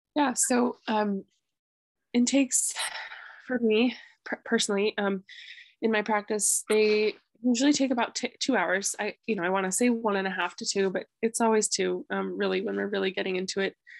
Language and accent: English; Grass Valley, California, United States; moved away as an adult; also born or lived in Reno, Nevada; now in Vermont, United States; I grew up in the foothills of the Sierras, a town called Grass Valley